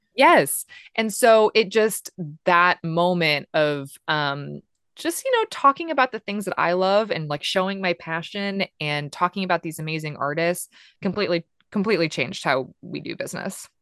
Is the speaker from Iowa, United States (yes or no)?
yes; Des Moines, Iowa, United States; moved away as an adult; also born or lived in Los Angeles; I was born and raised in Des Moines